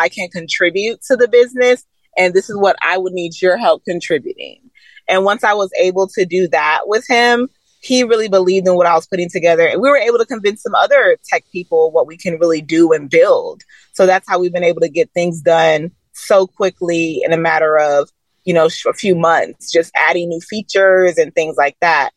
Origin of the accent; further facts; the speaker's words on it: Atlanta, Georgia, United States; also born or lived in Stone Mountain, Georgia; growing up in Atlanta and Stone Mountain